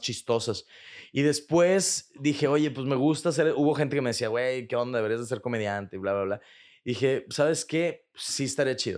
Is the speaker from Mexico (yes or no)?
yes; Monterrey, Nuevo León, Mexico; also born or lived in Chicago, United States; now in Mexico City, Mexico; Yo soy de aquí de Monterrey. Yo soy de Monterrey.